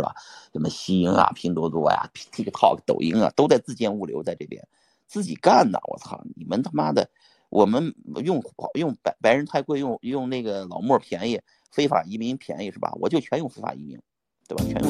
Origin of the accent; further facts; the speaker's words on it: Pingyao, Shanxi, China; 我是山西人，我是山西平遥人。我是个中国籍的人，但是最终的结果呢，我又变成了一个在美国生活的中国人啊，拿着护照中国的